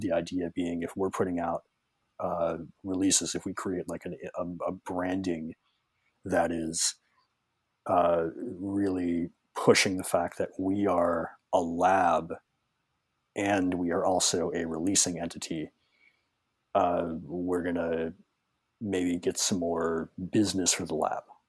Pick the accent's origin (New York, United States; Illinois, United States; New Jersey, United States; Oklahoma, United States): Illinois, United States; Chicago; I'm from Chicago